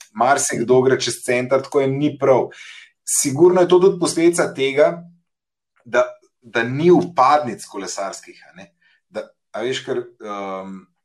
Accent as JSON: {"language": "Slovenian", "region": "Central Slovenia", "country": "Slovenia", "moved": "yes", "lives_now": "Ljubljana, Slovenia", "said": "jaz sem iz Škofalca"}